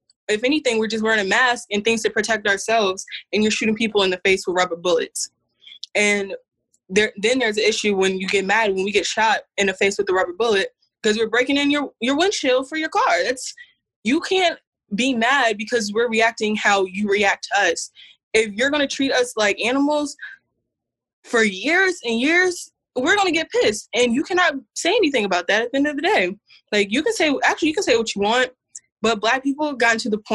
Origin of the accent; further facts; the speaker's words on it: Atlanta, Georgia, United States; I'm also from Atlanta